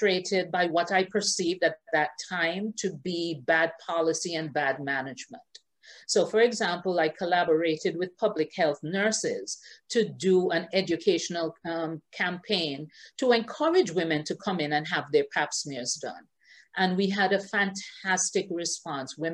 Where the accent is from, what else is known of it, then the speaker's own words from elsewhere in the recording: Antigua & Barbuda; moved away as an adult; also born or lived in Halifax, Nova Scotia, Canada / Baltimore, United States / Washington, D.C., United States; now in Barbados; I was born in Antigua and Barbuda, first generation Antiguan and Barbudan, along with all my siblings. And I spent most of my life in Antigua and Barbuda.